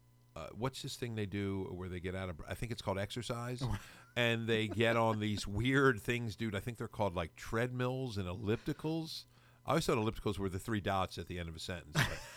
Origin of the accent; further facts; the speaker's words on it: United States; We wouldn't learn his because, you know, we're American.